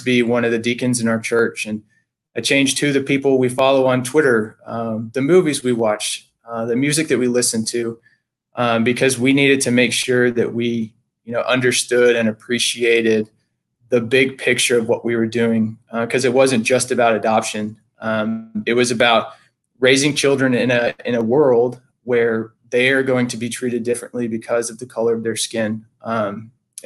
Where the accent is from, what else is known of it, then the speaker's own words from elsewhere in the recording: Texas, United States; moved away as an adult; now in Franklin, United States; I am from Texas